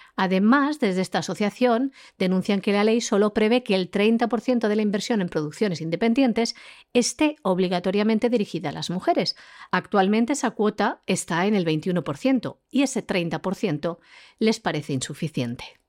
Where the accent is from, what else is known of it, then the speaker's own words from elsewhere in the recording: Spain; nuestro país, de España